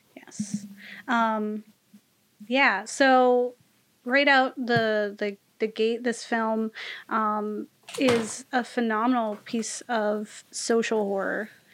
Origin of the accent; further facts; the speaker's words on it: United States; as an American